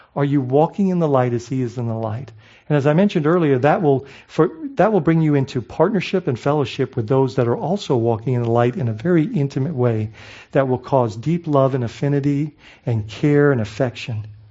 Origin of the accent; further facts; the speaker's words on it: Bahamas; now in United States; I grew up in the Bahamas, so coming to the States was exciting